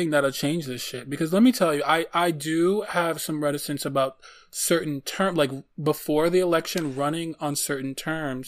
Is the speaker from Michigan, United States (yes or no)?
yes; Detroit, Michigan, United States; I am from Detroit